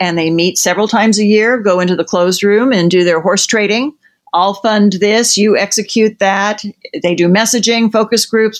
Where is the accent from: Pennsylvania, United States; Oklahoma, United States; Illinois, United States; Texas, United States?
Oklahoma, United States; moved away; also born or lived in Nebraska; my home state of Oklahoma